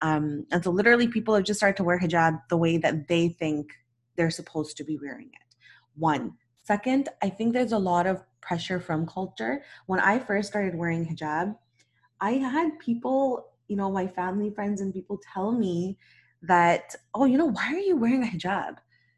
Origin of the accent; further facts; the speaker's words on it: Pakistan; I'm Pakistani and I'm married to a Nigerian.